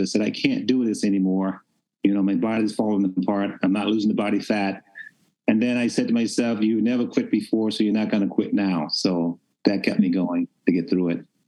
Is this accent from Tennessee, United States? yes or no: yes; Memphis, Tennessee, United States; I was raised in Memphis, Tennessee